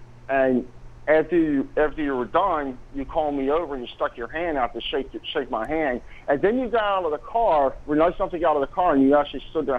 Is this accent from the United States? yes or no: yes; Delaware County, Pennsylvania, United States; also born or lived in Dundalk, Maryland; I'm actually originally from Delaware County.